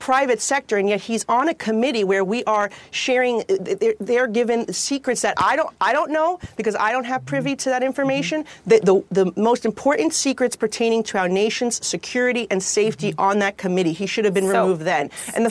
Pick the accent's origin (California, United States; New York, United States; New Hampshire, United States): New York, United States; as a New Yorker who represents a district who lost most lives on 9/11